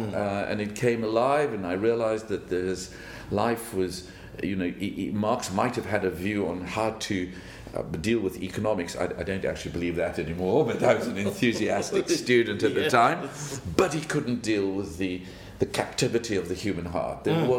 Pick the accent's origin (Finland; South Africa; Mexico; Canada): South Africa; So I grew up in South Africa, a little farm boy. Went to do my schooling there